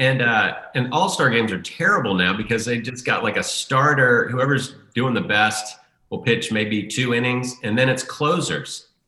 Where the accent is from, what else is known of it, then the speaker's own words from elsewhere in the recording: United States; I grew up in Redskin country